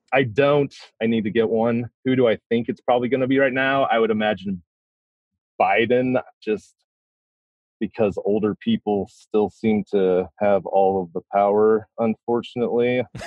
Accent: Missouri, United States; I am a lifelong Missourian, so I've lived in my, in Missouri my entire life.

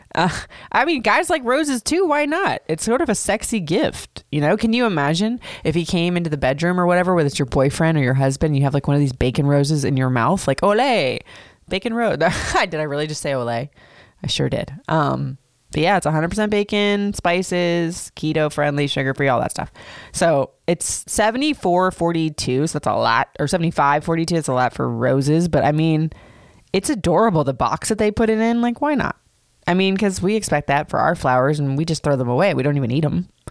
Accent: Florida, United States; moved away; also born or lived in Michigan; growing up in Florida, and even though I haven't been there in a long time

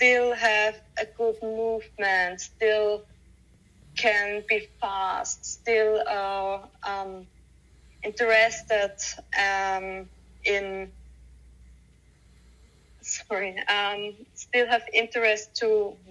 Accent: Austria; Austria, where I live

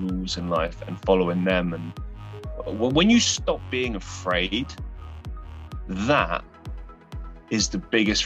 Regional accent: London, United Kingdom; now in Manchester, United Kingdom; So I am from the UK. I grew up in London and I now reside in Manchester in the middle of England

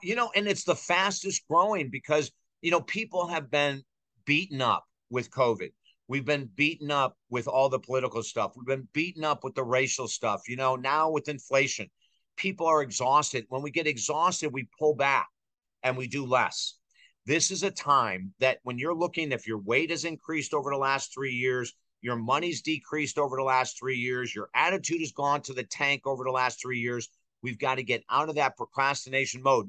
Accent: Syracuse, New York, United States; I grew up in Syracuse

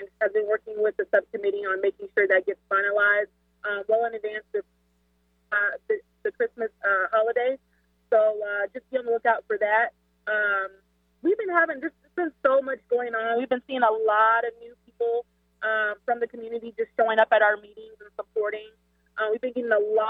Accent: Seattle, Washington, United States; moved away; also born or lived in Illinois; I'm not originally from Seattle, but Seattle raised me. I'm from Illinois.

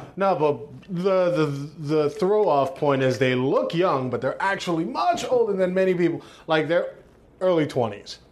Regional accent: New York City, New York, United States; five, six years old, me and my mom, we moved from East New York, from my dad to Bushwick

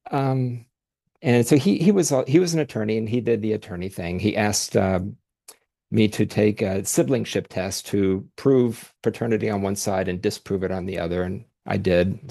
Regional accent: Dayton, Ohio, United States; moved away as an adult; now in Columbus, United States; I was born in Dayton, Ohio, currently live in Columbus.

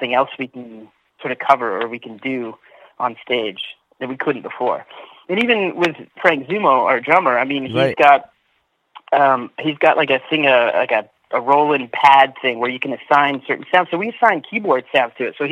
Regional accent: Scarborough, Ontario, Canada; also born or lived in Ajax, Ontario; I grew up in Scarborough till I was about 10 or 11, and then I moved out to the country with my grandparents, and then by 12, 13, I moved to Ajax

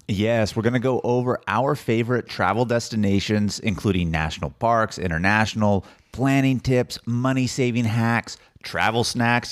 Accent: California, United States; I'm from California

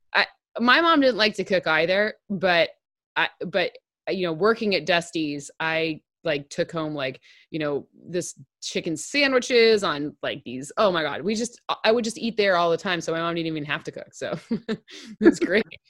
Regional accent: Okemos, Michigan, United States; I'm from Okemos

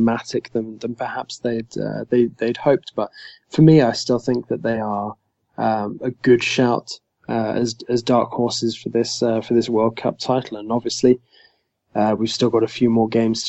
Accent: England, United Kingdom; I am English

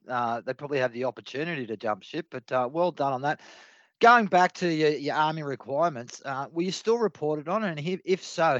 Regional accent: New South Wales, Australia; I'm from New South Wales, rugby league all the way.

